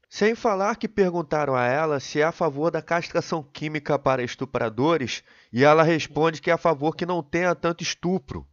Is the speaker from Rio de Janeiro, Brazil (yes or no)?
yes; Rio de Janeiro, Brazil; Eu sou do Rio de Janeiro